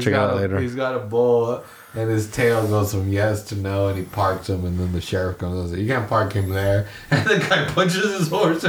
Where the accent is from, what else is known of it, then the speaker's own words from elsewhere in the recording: Salinas, California, United States; Yeah, I'm from Salinas. I've been here. I know about the rodeo.